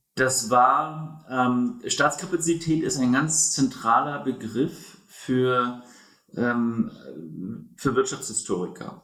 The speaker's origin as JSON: {"language": "German", "region": "Berlin", "country": "Germany", "tie": "born or raised there", "also_born_or_lived": "United States", "said": "geboren in Berlin, ein Berliner"}